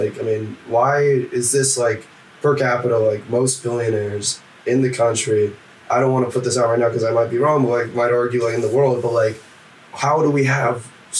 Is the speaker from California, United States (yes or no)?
yes; Oakland, California, United States; moved away as an adult; now in Chicago, United States; So born and raised in the Bay Area.